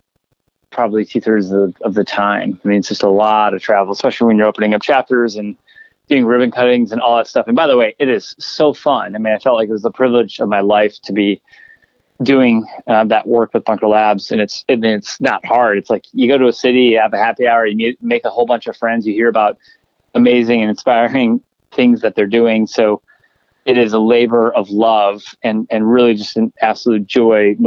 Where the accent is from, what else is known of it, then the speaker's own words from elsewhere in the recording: Chicago, Illinois, United States; Chicago's my hometown, and I love the city